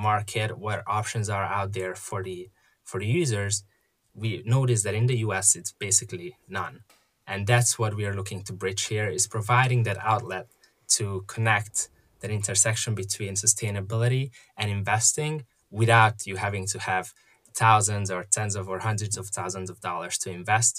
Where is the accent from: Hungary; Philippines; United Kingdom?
Hungary; moved away as an adult; now in United States; I was born and raised in Hungary, and came to the U.S. to study for college and ended up sticking around